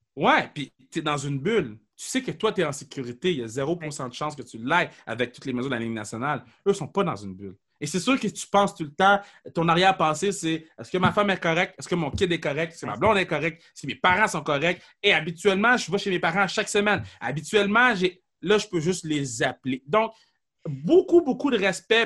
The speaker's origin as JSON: {"language": "French", "region": "Quebec", "country": "Canada", "tie": "born or raised there", "said": "Je suis québécois, je suis né ici c'est inné"}